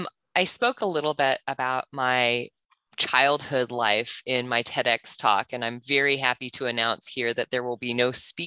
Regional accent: Kansas, United States; moved away as an adult; also born or lived in New Zealand; now in Australia; I'm originally from Kansas. I've spent the last decade living in New Zealand, and now I live in Australia. So I have pretty much the most awkward, both dialect and sense of humor.

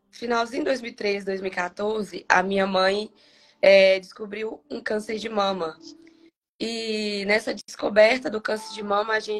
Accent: Eunápolis, Bahia, Brazil; now in Governador Valadares, Brazil; É, sou da Bahia, sou de Anápolis. Para quem não conhece, Anápolis é próximo a Porto Seguro, uns 30, 40 minutos.

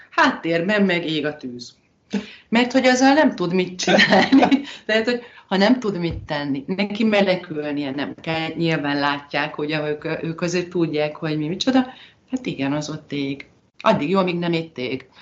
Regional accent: Hungary; moved away as an adult; now in Spain; mi itt élünk, de magyarok vagyunk

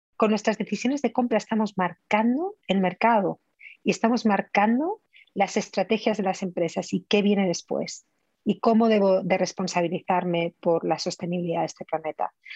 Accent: Spain; Yo como buena española

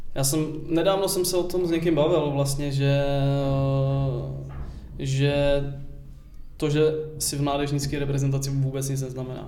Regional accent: Hradec Králové, Hradec Králové Region, Czechia; moved away; já jsem pocházím z Hradce Králové

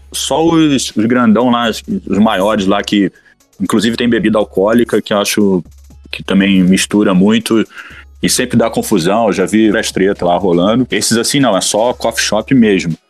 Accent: Brazil; sou do Brasil

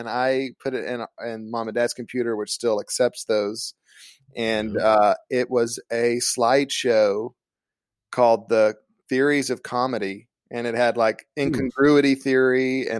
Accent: Kentucky, United States; I'm from like there's like 3,000 people in my hometown, so it's kind of a small town in southeastern Kentucky

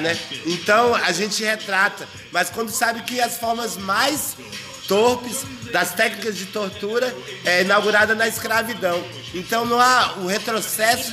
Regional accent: Brazil; eu sou brasileiro

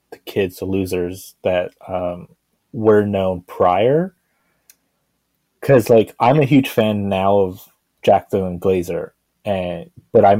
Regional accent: Canada; I'm Canadian.

